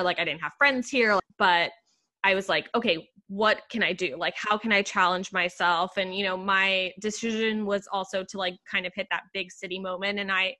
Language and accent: English; Puerto Rico; moved away as an adult; now in New York City, United States; growing up in Puerto Rico and also having the same, you know, kind of like, you know, Latin background, like speaking Spanish at home